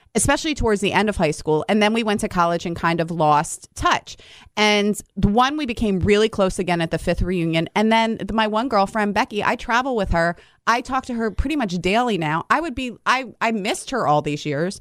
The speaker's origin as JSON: {"language": "English", "town": "Delran", "region": "New Jersey", "country": "United States", "tie": "born or raised there", "said": "I grew up in Delran, New Jersey"}